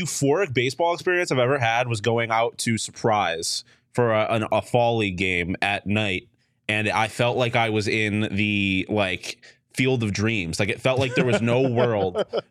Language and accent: English; New York, United States; But I'm from New York.